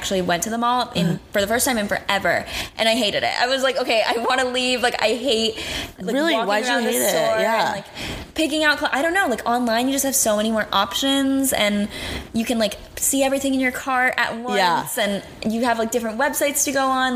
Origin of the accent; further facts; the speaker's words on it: North Carolina, United States; now in Los Angeles, United States; I grew up in North Carolina